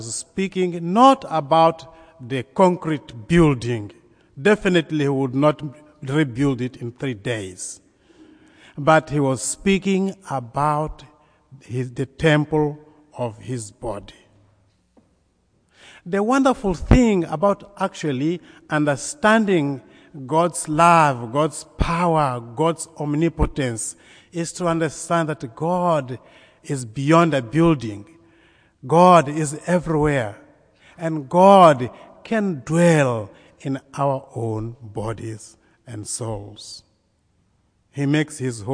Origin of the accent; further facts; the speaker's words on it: Mozambique; I come from Mozambique in southeastern Africa, very close to South Africa.